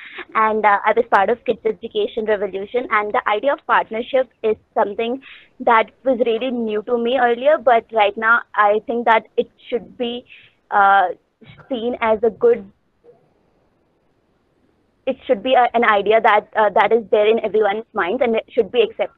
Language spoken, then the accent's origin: English; Delhi, India; as Didi shared, I'm from Delhi, and I'm studying in 12th grade